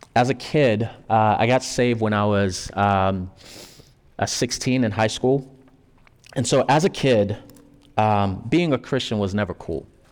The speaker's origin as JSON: {"language": "English", "country": "Haiti", "tie": "born or raised there", "moved": "yes", "said": "me, coming from Haiti, I was born in Haiti"}